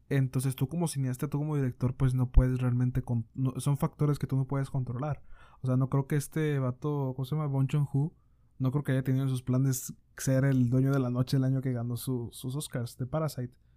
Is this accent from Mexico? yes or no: yes; Monterrey, Nuevo León, Mexico; nosotros acá somos de, de Monterrey, Nuevo León.